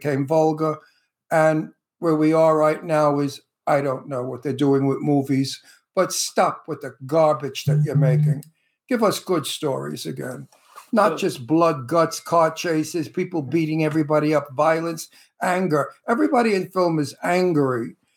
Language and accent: English; New York City, New York, United States; accent: Brooklyn; moved away; I was born in New York City